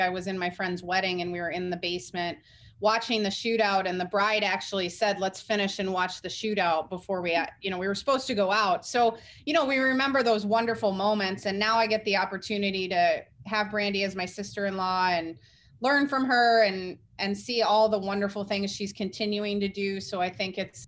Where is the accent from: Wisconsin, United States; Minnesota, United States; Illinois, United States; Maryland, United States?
Minnesota, United States; Wayzata; I grew up in Wayzata, Minnesota, which is a western suburb